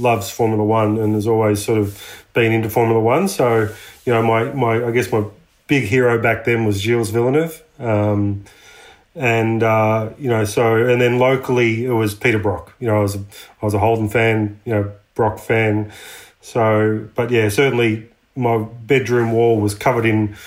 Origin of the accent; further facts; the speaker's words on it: Latrobe Valley, Victoria, Australia; we grew up Latrobe Valley, which is a power generation area of Victoria.